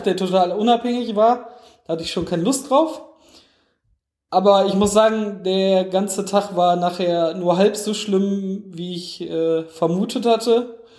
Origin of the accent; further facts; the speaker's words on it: Essen, North Rhine-Westphalia, Germany; moved away; Ich bin ja in Essen geboren